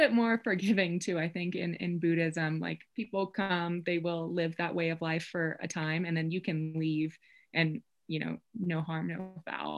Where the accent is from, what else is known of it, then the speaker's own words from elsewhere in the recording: Kentucky, United States; moved away as an adult; now in Colorado, United States; I'm from Kentucky, so I think That's just how I learned to say it. I grew up in the Appalachian Mountains